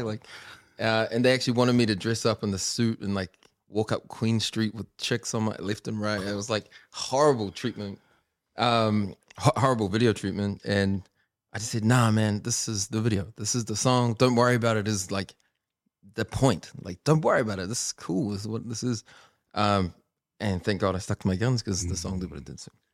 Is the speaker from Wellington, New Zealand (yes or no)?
no; Auckland, New Zealand; beach haven where I grew up